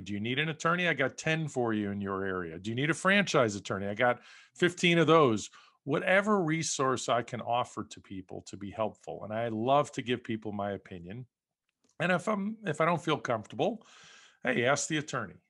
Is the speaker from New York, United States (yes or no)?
yes; New York, United States; moved away as an adult; also born or lived in West Coast; now in Las Vegas, United States; I grew up in New York